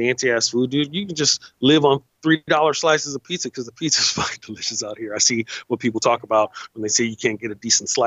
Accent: San Francisco, California, United States; I'm from San Francisco

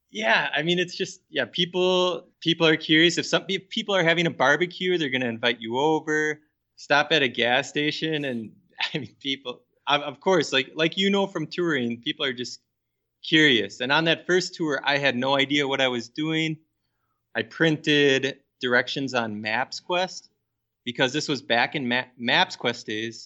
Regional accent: Minnesota, United States; I grew up here in Minnesota

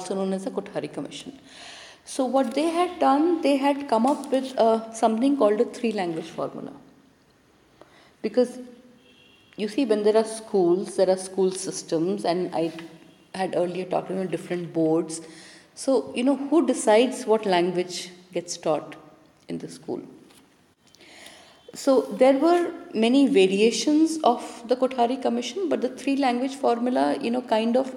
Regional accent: India; first language Hindi; English is a second language; my mother tongue, for example, is Hindi. I did not go to a Hindi medium school

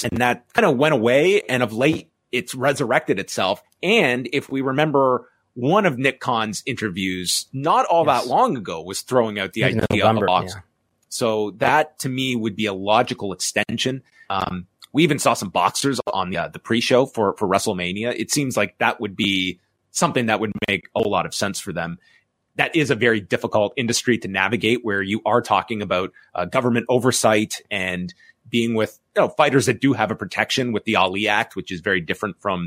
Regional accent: Canada; as a Canadian without access to Max

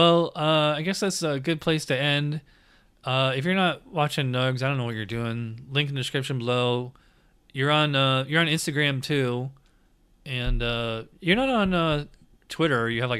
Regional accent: Schenectady, New York, United States; now in Florida, United States; I'm originally from upstate New York. I'm originally from Schenectady.

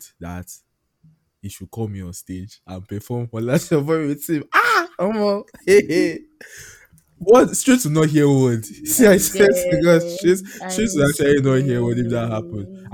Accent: Nigeria; I don't regret being Nigerian

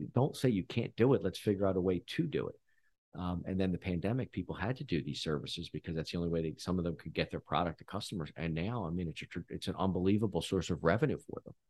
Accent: Philadelphia, Pennsylvania, United States; I grew up in Philly

